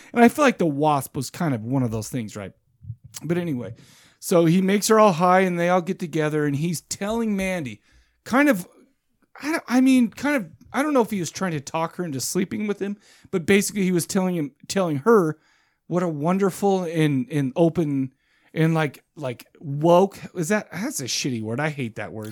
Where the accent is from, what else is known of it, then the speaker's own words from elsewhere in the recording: United States; I'm an American.